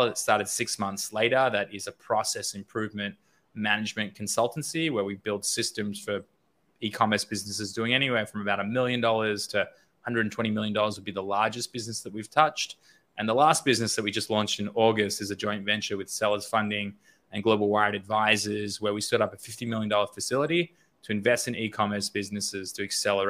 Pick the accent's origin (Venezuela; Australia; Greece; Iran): Australia; moved away as an adult; also born or lived in Los Angeles; I grew up in Australia. I was there until about 2016, 17.